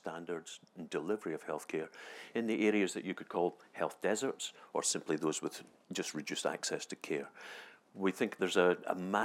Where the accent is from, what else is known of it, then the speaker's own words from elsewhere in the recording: Scotland, United Kingdom; I'm a Scottish physician.